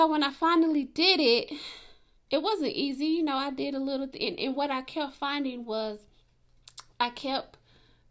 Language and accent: English; Atlanta, Georgia, United States; I grew up in Atlanta